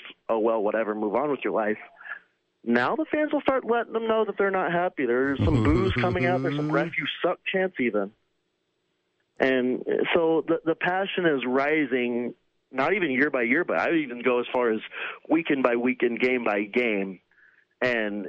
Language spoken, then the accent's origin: English; Arlington and Dallas area, Texas, United States; We're not from Houston. We're from Arlington and Dallas area